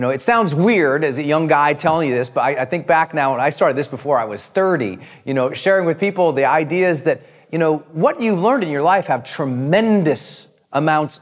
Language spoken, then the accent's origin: English; Montana, United States; moved away; I was from Montana